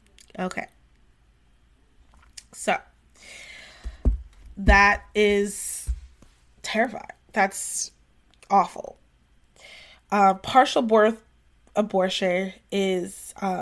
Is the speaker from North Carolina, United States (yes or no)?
yes; North Carolina, United States; we're going to be focusing a lot on North Carolina because we're both from North Carolina, Victoria and I.